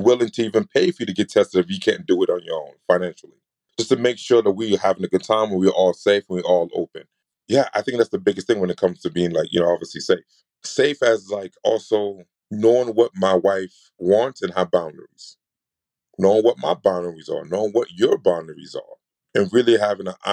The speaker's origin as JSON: {"language": "English", "region": "New York", "country": "United States", "said": "I'm from New York"}